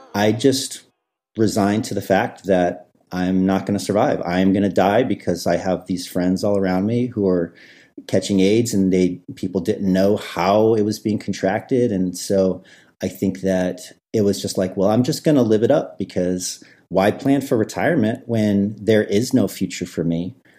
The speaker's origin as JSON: {"language": "English", "region": "Midwest", "country": "United States", "tie": "born or raised there", "said": "I grew up in the Midwest"}